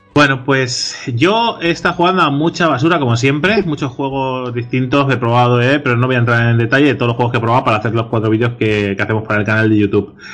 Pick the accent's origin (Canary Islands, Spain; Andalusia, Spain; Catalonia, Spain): Catalonia, Spain; somos catalanes